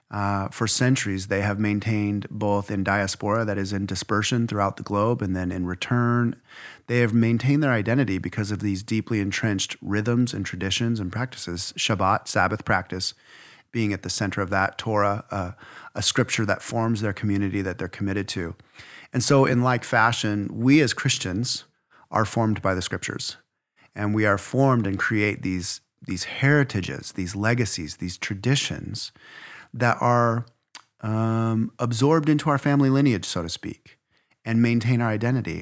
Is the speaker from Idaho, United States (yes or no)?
yes; Idaho, United States; I'm from Idaho